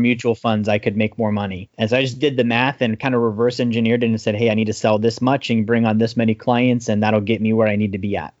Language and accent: English; Alaska, United States; I grew up in Alaska